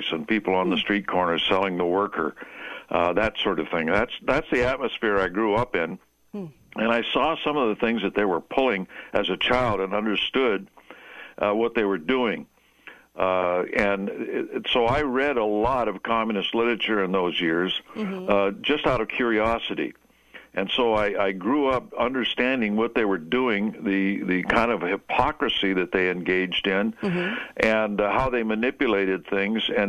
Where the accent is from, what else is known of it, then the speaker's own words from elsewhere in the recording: Seattle, Washington, United States; I was raised in Seattle